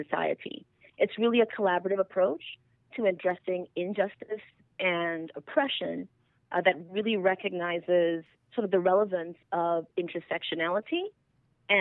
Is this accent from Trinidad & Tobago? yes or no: yes; Trinidad & Tobago; first language English; moved away as an adult; now in United States; I'm actually originally from Trinidad and Tobago. I'm from a multiracial family in Trinidad and Tobago